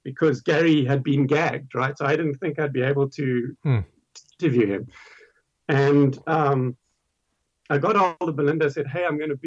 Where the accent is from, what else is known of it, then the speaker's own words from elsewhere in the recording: South Africa; I'm also South African.